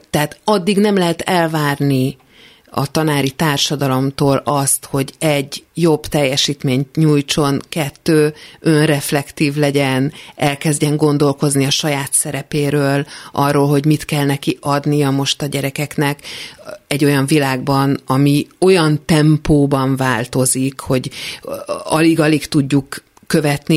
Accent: Budapest, Hungary; Én Budapesten születtem.

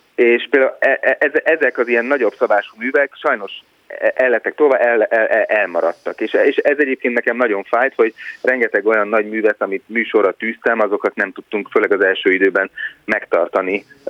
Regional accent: Hungary; moved away

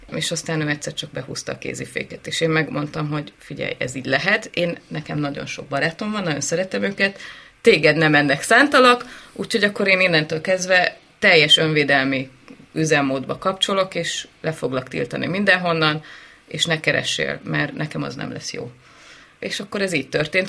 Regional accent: Nagyatád, Somogy, Hungary; születtem én Nagyatádon

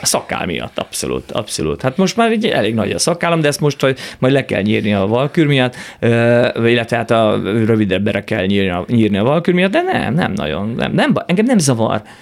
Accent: Hungary; first language Hungarian; Magyarországon élek, én magyar ember vagyok, magyar, ma, én azt érzem, hogy magyarul az anyanyelvemen tudom igazából kifejezni magam

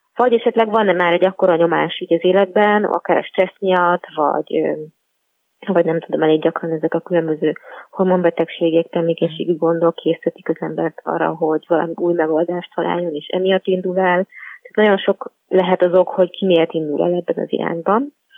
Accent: Budapest, Hungary; also born or lived in Pilis; egy budapesti városi lány vagyok, panelhátban nőttem fel

